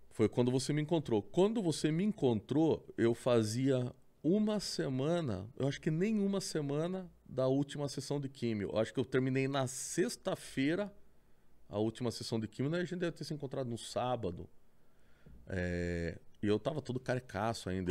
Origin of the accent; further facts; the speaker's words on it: Sorocaba, São Paulo, Brazil; also born or lived in Votorantim; nasci em Votorantim, né? Cidadezinha vizinha. Hum. E praticamente vivi minha vida toda ali em Sorocaba